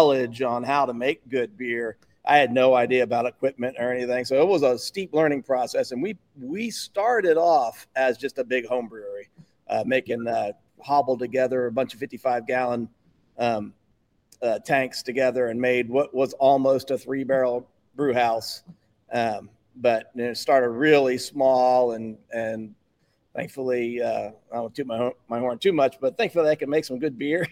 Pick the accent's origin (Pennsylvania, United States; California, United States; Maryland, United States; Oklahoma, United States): Pennsylvania, United States; now in Alabama, United States; I come from Pennsylvania